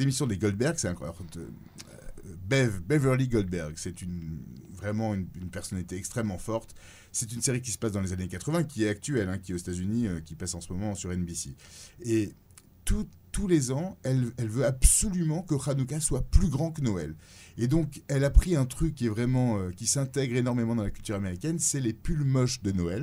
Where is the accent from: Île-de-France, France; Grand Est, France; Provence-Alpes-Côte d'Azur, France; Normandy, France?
Provence-Alpes-Côte d'Azur, France; Nice; moved away as an adult; now in New York, United States; je suis niçois à la base